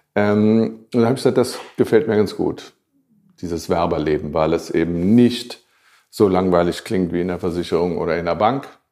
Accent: Germany; ich war trotzdem der einzige und erste Deutsche

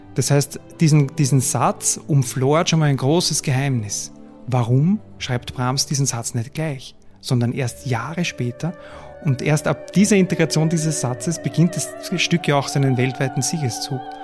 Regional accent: Gmünd, Lower Austria, Austria; also born or lived in Vienna; Ich komme aus Gmünd, aus dem Waldviertel

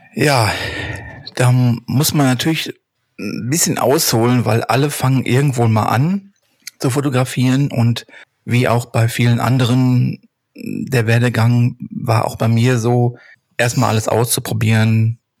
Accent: Hattingen, North Rhine-Westphalia, Germany; Ich komme aus dem Ruhrgebiet, genauer genommen aus Hattingen

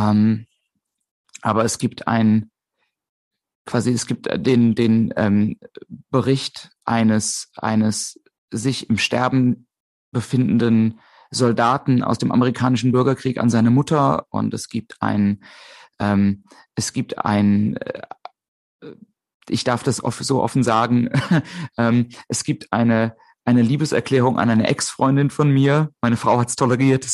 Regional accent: a small village near Limburg an der Lahn, Hesse, Germany; now in Hamburg, Germany; in der Nähe von, auf äh, einem kleinen Dorf, in der Nähe von Limburg an der Lahn

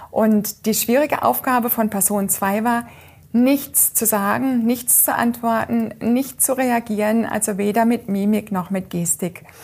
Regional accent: Freiburg, Baden-Württemberg, Germany; Den kenne ich ja, ich komme ja aus Freiburg und ich kenne ah, ja

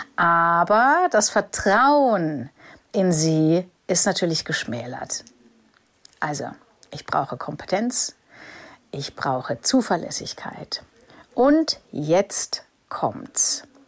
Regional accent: Germany; für mich als Deutscher

